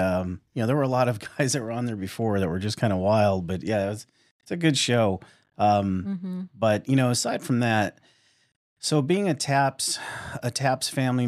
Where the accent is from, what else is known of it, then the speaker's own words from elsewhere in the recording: West Coast, United States; And I'm originally from the West Coast. We're in the Midwest now